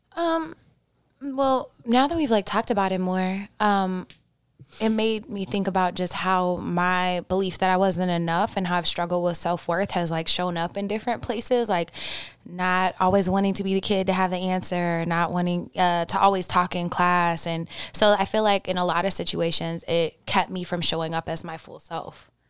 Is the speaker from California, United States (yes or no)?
no; Oklahoma, United States; I grew up in Oklahoma